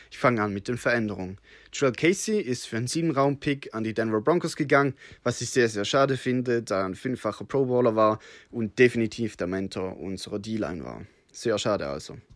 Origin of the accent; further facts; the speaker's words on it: Switzerland; Entschuldigung für mein schlechtes Deutsch. Ich bin Schweizer, habe mir allerdings mir gegeben, dass ich nicht zu schweizerisch töne.